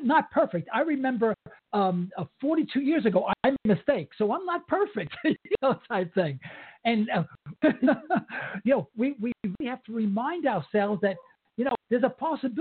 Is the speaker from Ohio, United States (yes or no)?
no; New York, United States; I'm Italian from New York, East Harlem. I grew up back in the 50s